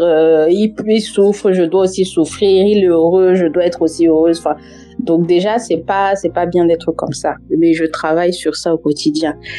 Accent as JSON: {"language": "French", "country": "France", "tie": "born or raised there", "accent": "Cameroonian", "moved": "as an adult", "lives_now": "England", "said": "je suis née, j'ai grandi en France et que depuis genre maintenant un peu plus de deux ans que je suis en Angleterre."}